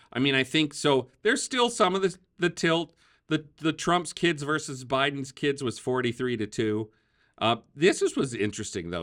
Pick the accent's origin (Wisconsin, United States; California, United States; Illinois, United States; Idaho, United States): Wisconsin, United States; I grew up in Wisconsin